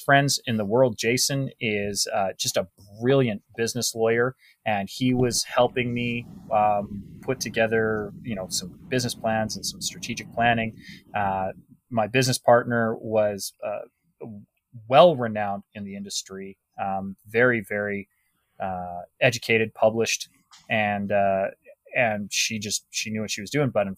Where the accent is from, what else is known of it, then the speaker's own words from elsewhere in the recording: Canada; I'm a Canadian